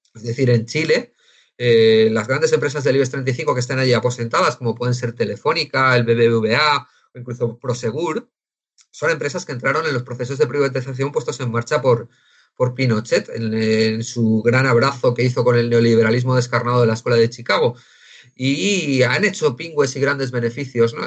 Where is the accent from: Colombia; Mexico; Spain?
Spain; somos españoles